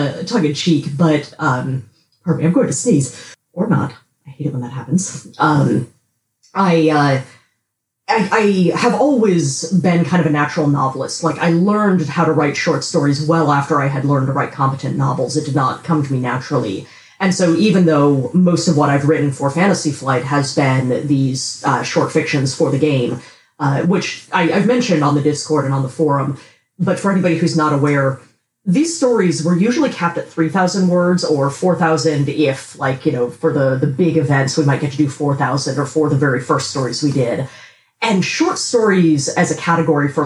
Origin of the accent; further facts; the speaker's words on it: United States; I am an English language writer, American.